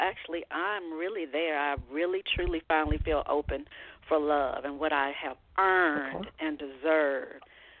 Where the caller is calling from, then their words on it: Georgia, United States; I am calling from Georgia.